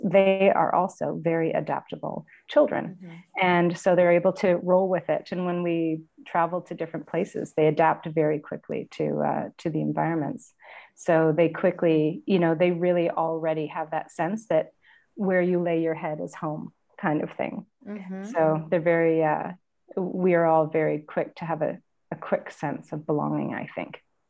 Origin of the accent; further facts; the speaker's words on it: Ontario, Canada; my husband's from the West Coast and I'm from Ontario, and we spend our time between both locations.